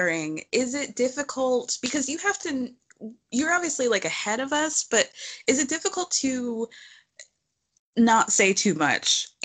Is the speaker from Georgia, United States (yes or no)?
yes; Georgia, United States; I grew up in Georgia.